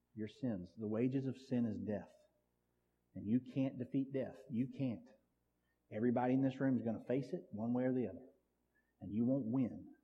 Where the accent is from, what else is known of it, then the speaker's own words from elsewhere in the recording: Sims, United States; I grew up out here in Sims